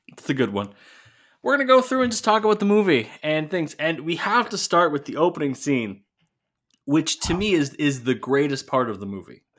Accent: Sault Ste. Marie, Ontario, Canada; my hometown Ontario Hockey League team

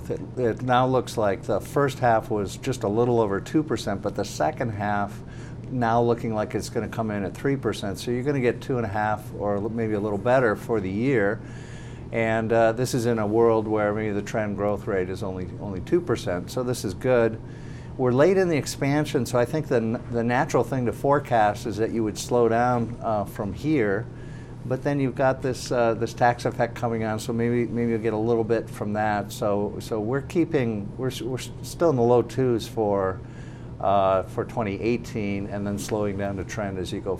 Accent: Minnesota, United States; moved away; I'm originally from Minnesota

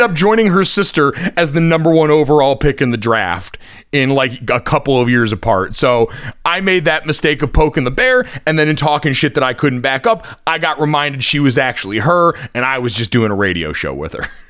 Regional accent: Connecticut, United States; I grew up in Connecticut my entire life. I saw, I moved there in nineteen ninety-eight.

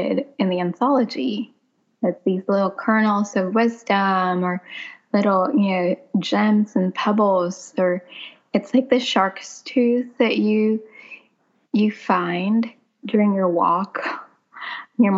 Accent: Philippines; also born or lived in New York City; now in South Carolina, United States; I grew up in the Philippines, impoverished, living in a house that was abandoned

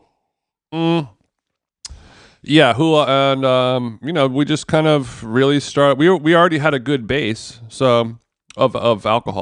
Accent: United States; as an American

